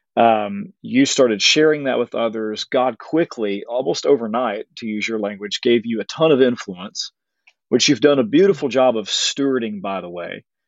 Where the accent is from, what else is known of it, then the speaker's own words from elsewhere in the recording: Arkansas, United States; I'm from Arkansas.